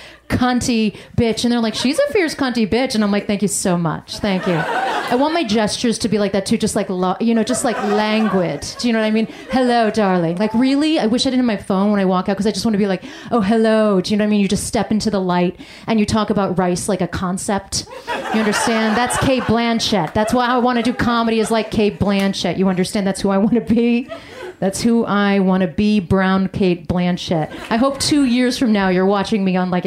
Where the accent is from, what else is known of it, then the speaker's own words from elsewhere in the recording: United States; I grew up in an America as a first-generation immigrant, child of immigrants